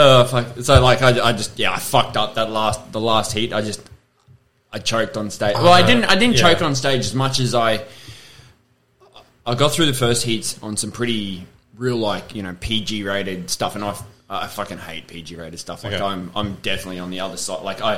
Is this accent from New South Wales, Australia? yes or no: no; Cairns, Queensland, Australia; Yeah, up from Cairns.